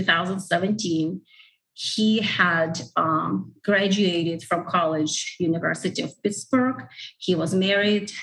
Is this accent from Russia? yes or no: yes; Russia; moved away as an adult; now in United States; I was born and grew up in Russia